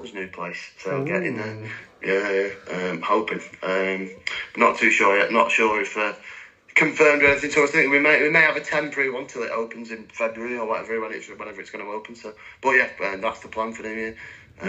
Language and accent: English; Ireland; being Irish